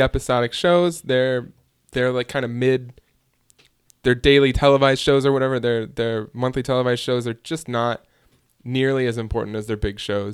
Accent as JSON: {"language": "English", "town": "Hoffman Estates", "region": "Illinois", "country": "United States", "tie": "born or raised there", "said": "My hometown, Hoffman Estates, Illinois, right down the street from Chicago, Illinois."}